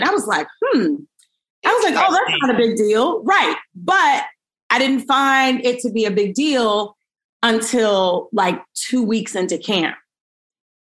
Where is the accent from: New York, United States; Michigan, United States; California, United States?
New York, United States; New York City; now in Burbank, United States; I'm from Brooklyn